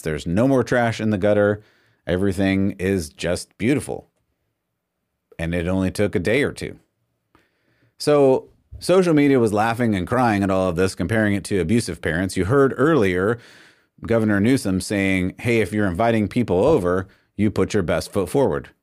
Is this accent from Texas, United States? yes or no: no; California, United States; moved away; I grew up in California